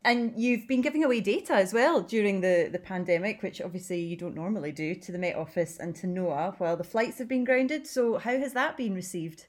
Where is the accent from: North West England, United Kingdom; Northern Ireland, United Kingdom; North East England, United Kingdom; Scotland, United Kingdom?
Scotland, United Kingdom; Glasgow; now in Edinburgh, United Kingdom; I'm from Glasgow originally